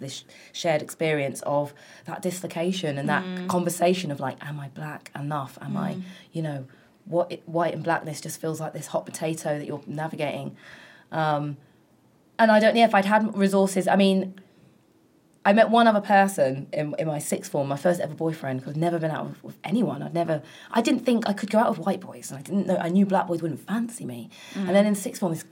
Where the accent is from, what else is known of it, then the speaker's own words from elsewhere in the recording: London, United Kingdom; In South London, in Brixton and Kennington